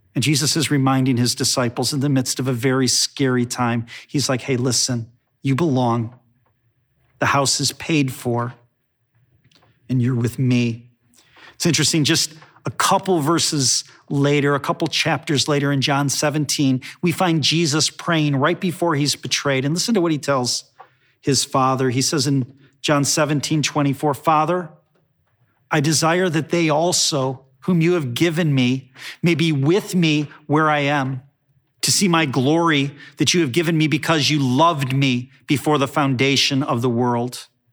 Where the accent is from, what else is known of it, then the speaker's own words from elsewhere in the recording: Chicago, Illinois, United States; growing up in Chicago